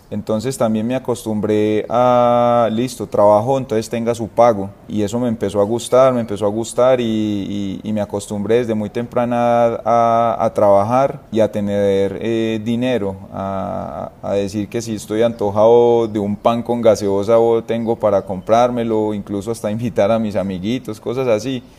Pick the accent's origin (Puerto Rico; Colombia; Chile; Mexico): Colombia; Itagüí, Antioquia; also born or lived in San Antonio de Prado; yo soy del municipio de, Itagüí, soy de eh, barrio San Gabriel